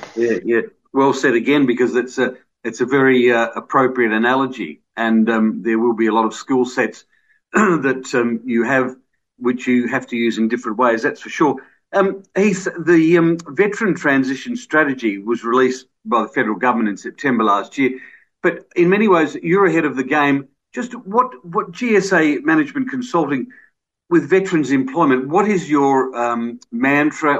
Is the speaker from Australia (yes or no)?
yes; Adelaide, South Australia, Australia; I'm from Adelaide. I was born in Adelaide too. We've lived around Mitcham and Kingswood and that.